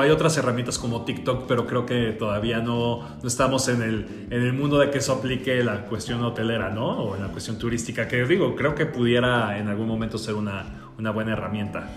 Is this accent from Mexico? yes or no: yes; Mexico; como mexicanos, sí tenemos que visualizar que somos un resultado de estas dos culturas